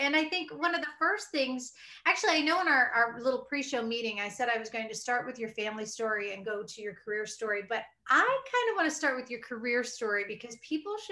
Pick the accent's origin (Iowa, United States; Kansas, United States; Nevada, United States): Iowa, United States; I'm from Iowa, so, you know, the Midwestern upbringing